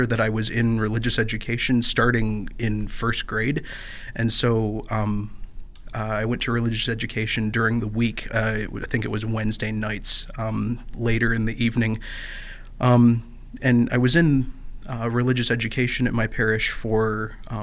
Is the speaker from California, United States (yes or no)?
no; Perry, Michigan, United States; I am from a small town called Perry. It's within the Diocese of Lansing